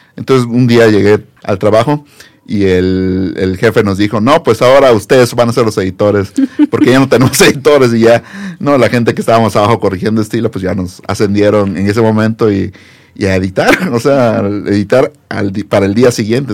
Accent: Campeche, Mexico; moved away as an adult; also born or lived in Puebla; now in Mexico City, Mexico; yo soy de Campeche

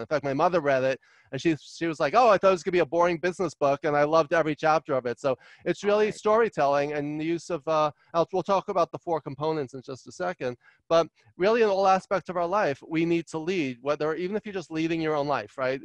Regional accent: New York City, New York, United States; also born or lived in Long Island, New York / Albany, New York / Los Angeles, California; I grew up in Queens, New York, and um, and then Long Island

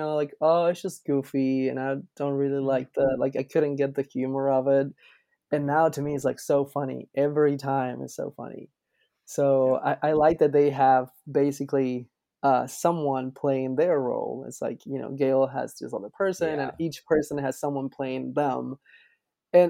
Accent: Argentina; now in United States; I grew up in Argentina

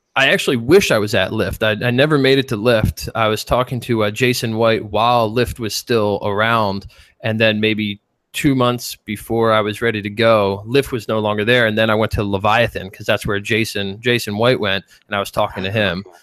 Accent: Philadelphia, Pennsylvania, United States; accent: Philly; moved away as an adult; also born or lived in Chicago; I grew up in Philly

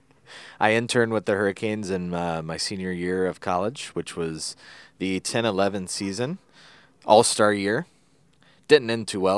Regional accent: Kernersville, North Carolina, United States; accent: Kernersville twang

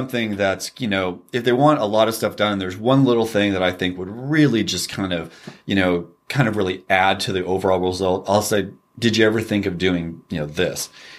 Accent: California, United States; We grew up in Northern California, Sacramento Valley.

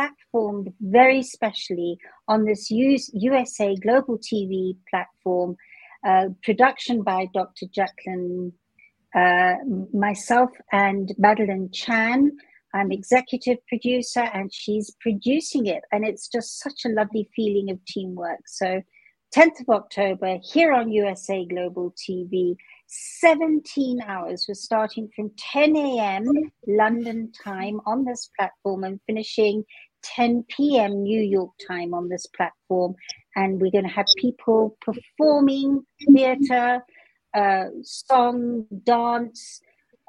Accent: Nairobi, Kenya; having grown up in Kenya here in the theater industry with a father who owned a record label here in Nairobi

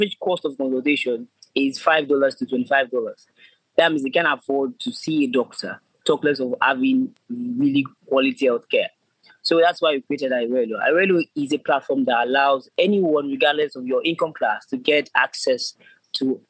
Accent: Nigeria; I'm from Nigeria.

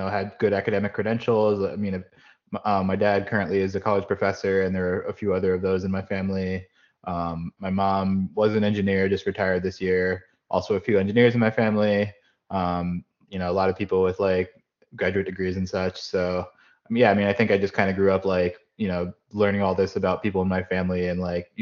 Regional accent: Wilkes-Barre-Scranton area, Pennsylvania, United States; also born or lived in State College, Pennsylvania; now in Jacksonville, United States; I grew up in Pennsylvania, born in State College, mostly grew up in the Wilkes-Barre-Scranton area where our family moved when I was four

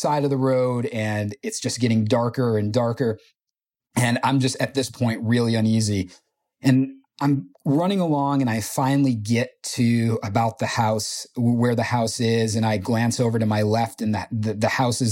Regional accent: New York, United States; also born or lived in Potsdam, New York; from New York

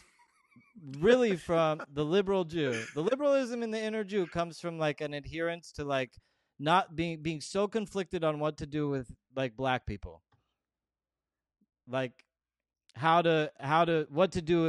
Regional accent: Los Angeles, California, United States; I was born in Van Nuys

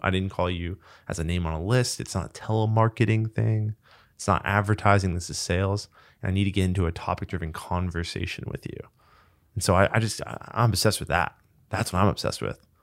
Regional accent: Manhattan Beach, California, United States; the Christmas tree lot in high school was in the middle of Manhattan Beach, which was basically my hometown

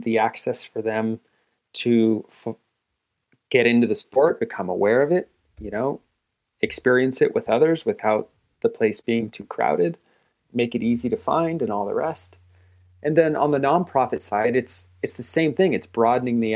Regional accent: Northern California, United States; I'm building a ground-up climbing gym in my hometown

